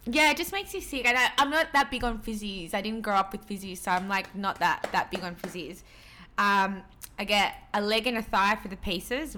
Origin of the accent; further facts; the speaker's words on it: Sydney, New South Wales, Australia; also born or lived in Peru; growing up in Western Sydney